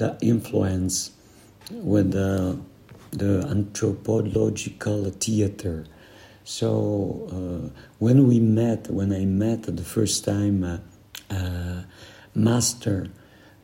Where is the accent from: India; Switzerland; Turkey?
Switzerland; we are from the Italian, Swiss part of the world. We are Mediterranean.